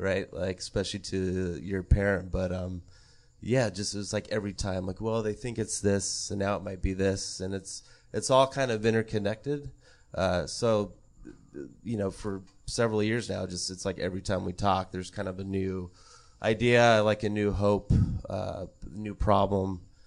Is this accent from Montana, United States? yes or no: yes; Montana, United States; I grew up in Montana